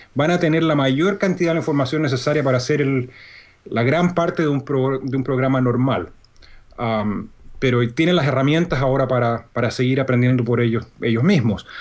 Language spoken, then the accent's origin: Spanish; Santiago, Santiago Metropolitan Region, Chile; moved away as an adult; also born or lived in North Carolina / Indiana; now in Birmingham, Alabama, United States; yo soy chileno. Yo nací y crecí en Chile, en Santiago